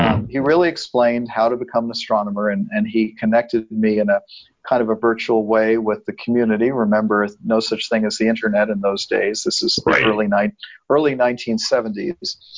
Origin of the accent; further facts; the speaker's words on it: New York City, New York, United States; moved away; also born or lived in Arizona; I grew up in New York City, but uh, at least for the first six years of my life, we were within walking distance of the Hayden Planetarium